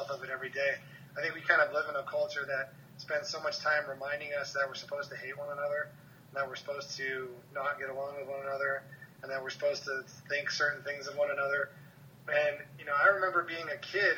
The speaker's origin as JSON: {"language": "English", "town": "Hermosa Beach", "region": "California", "country": "United States", "said": "I'm from Hermosa Beach, it's a very small city, so we had a very competitive baseball team"}